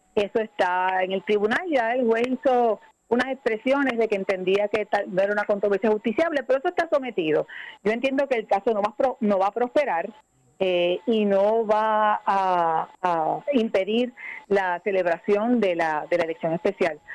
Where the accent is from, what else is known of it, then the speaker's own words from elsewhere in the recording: Puerto Rico; los puertorriqueños ciudadanos americanos que nos quedamos aquí en esta tierra